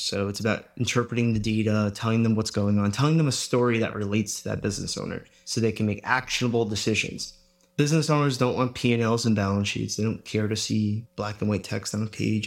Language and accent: English; Long Island, New York, United States; I grew up in Long Island, New York